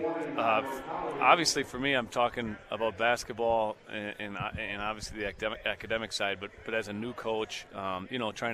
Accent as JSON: {"language": "English", "town": "Fond du Lac", "region": "Wisconsin", "country": "United States", "tie": "born or raised there", "moved": "yes", "said": "I'm a Fond du Lac native."}